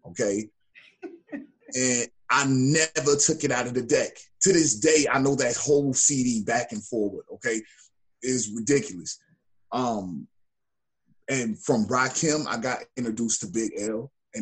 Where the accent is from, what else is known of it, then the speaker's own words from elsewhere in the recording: Milwaukee, Wisconsin, United States; I'm from Milwaukee